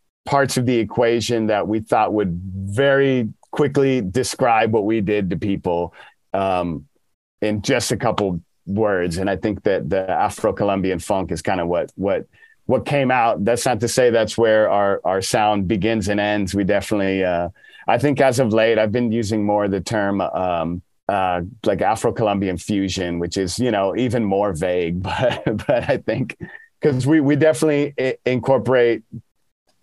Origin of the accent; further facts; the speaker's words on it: Dallas, Texas, United States; now in Austin, United States; I grew up in Dallas